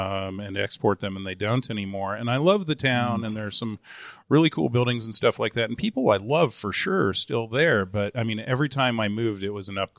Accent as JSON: {"language": "English", "country": "Germany", "tie": "born there", "said": "And my mom was a combat photojournalist in the Army for a while, which is why I was born in Germany."}